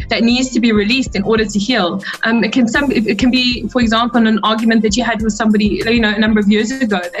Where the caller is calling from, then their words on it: South Africa; I'm tuned in from South Africa.